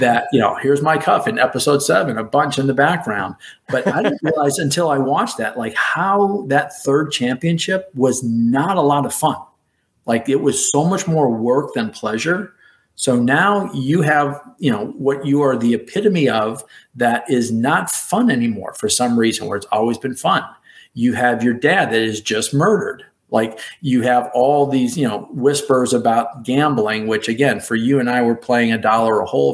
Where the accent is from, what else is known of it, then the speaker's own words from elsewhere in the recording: Chicago, Illinois, United States; A Chicago kid who grew up rooting for the Cubs